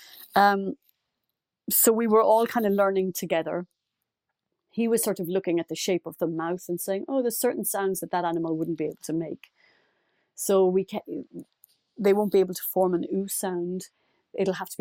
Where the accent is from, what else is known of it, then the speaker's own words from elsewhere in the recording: Ireland; as an Irish person